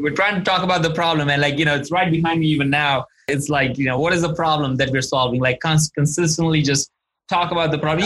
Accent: India; moved away; I'm originally from India

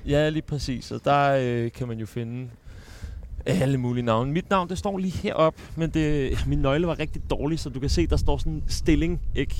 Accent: Sorø, Zealand, Denmark; moved away; also born or lived in Copenhagen; jeg er født i København, men jeg flyttede til Sorø i en alder af to år, så Al min folkeskoletid gik ud på, øh, noget, der hedder Frederiksberg Skole

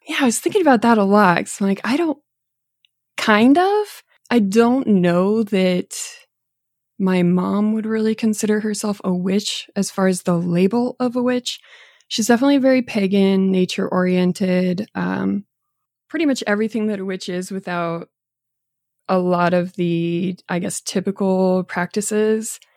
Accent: Boulder County, Colorado, United States; But growing up in Boulder County

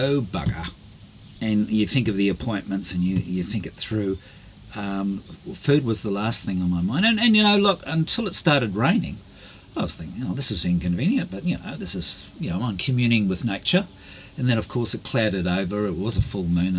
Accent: Australia; now in Taranaki, New Zealand; I'm Australian.

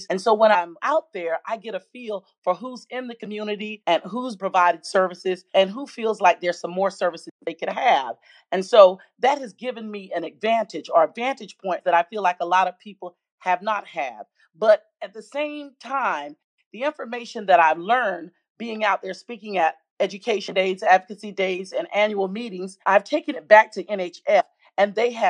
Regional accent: South Carolina, United States; I first want to give you just a little background about me and where I'm from. I was born and reared in the Pee Dee and the low country of South Carolina.

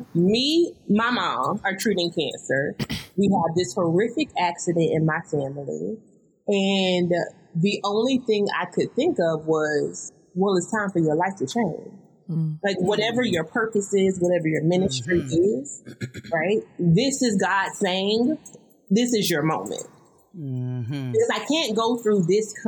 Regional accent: the South, United States

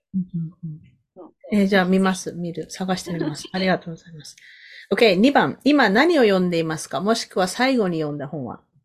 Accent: Sasebo, Nagasaki, Japan; now in Canada; 私長崎県の佐世保出身なんですけど

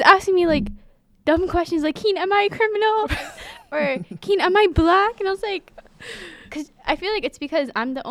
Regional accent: United States; we grew up in America

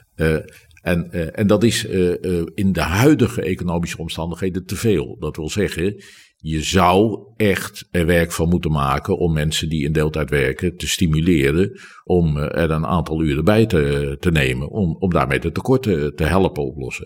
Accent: Rotterdam, South Holland, Netherlands; ik ben Rotterdammer.

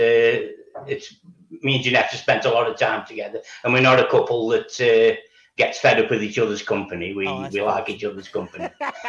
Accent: Stoke-on-Trent, West Midlands, United Kingdom; No. Well, I was born in Stoke-on-Trent and I've lived here all my life.

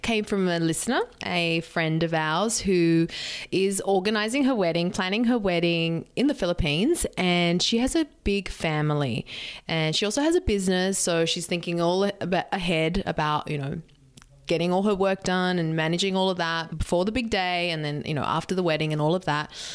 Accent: Sydney, New South Wales, Australia; moved away as an adult; also born or lived in San Diego; My hometown is here in Sydney

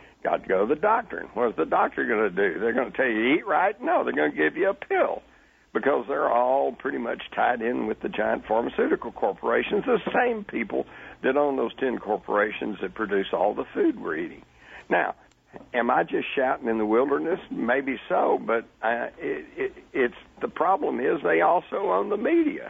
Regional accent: Texas, United States; I grew up in Texas. We had guns. We took guns to school

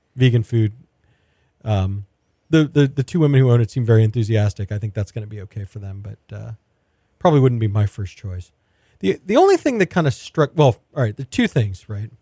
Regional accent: Houston, Texas, United States; I'm a native Houstonian

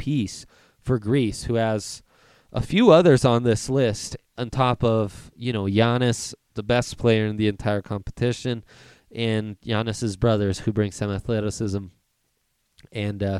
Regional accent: Italy; moved away; I was raised in Italy and am fluent in Italian

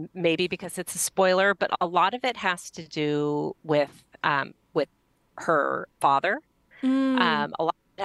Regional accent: Los Angeles, California, United States; I grew up in Los Angeles

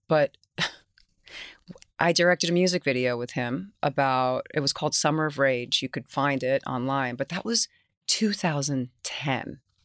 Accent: New York City, New York, United States; accent: New York; I was raised in Queens, my grandma's house.

